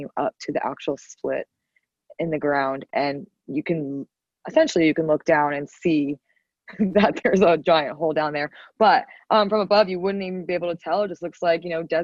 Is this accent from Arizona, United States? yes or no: yes; Arizona, United States; also born or lived in Scottsdale, Arizona; my home state.